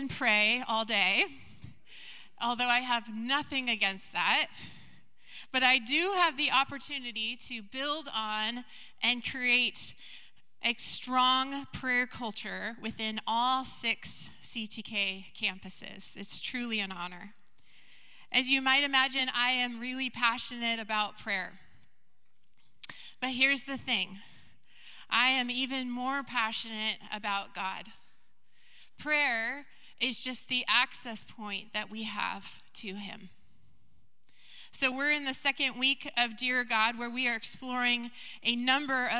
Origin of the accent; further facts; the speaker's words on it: Skagit County, Washington, United States; I grew up in Skagit County